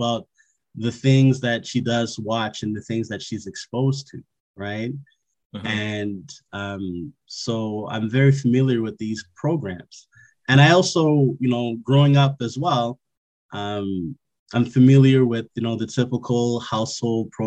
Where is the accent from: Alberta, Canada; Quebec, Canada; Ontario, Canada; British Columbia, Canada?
Quebec, Canada; Montreal; I was born and raised in Montreal, Quebec